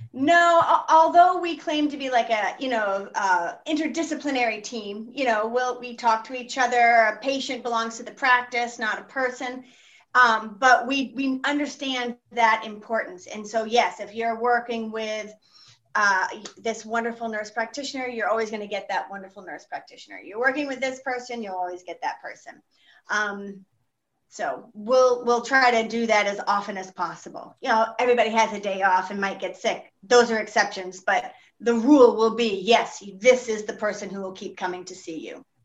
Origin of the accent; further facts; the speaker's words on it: Texas, United States; also born or lived in Greece / Florida / French West Indies / France; now in Hull, United States; I grew up in Texas